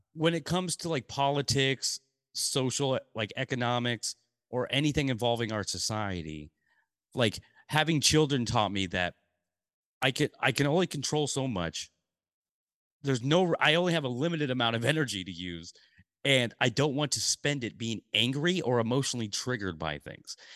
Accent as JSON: {"language": "English", "town": "Portland", "country": "United States", "tie": "born or raised there", "said": "when I was three, we moved to Portland, and I grew up in Portland"}